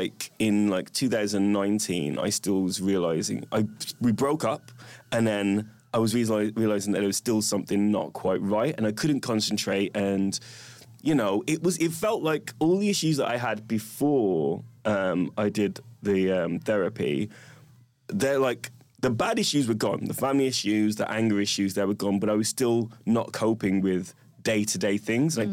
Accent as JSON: {"language": "English", "town": "Wolverhampton", "region": "West Midlands", "country": "United Kingdom", "tie": "born or raised there", "said": "I grew up in Wolverhampton."}